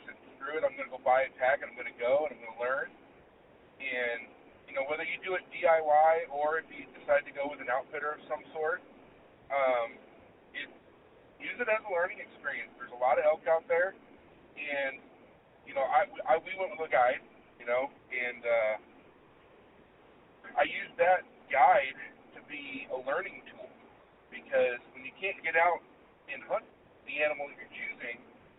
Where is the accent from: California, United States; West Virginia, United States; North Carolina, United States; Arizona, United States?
Arizona, United States; I live in Arizona. I was born and raised in Arizona